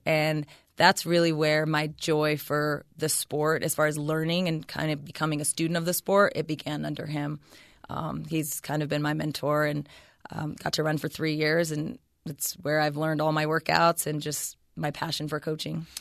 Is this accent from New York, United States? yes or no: no; Ceres, California, United States; also born or lived in Stanford, California; I was born in Ceres, California, so the Central Valley, and I pretty much lived there all the way up until I finished college